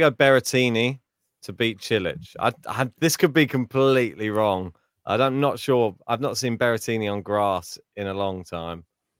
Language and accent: English; United Kingdom; I might have Norrie heading up this section, actually, just being a Brit and being used to the grass.